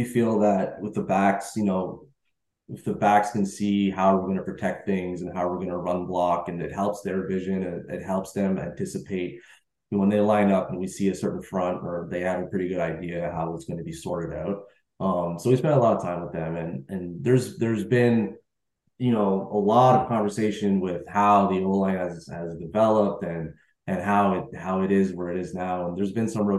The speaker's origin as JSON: {"language": "English", "town": "Montreal", "region": "Quebec", "country": "Canada", "said": "I'm from Montreal as well"}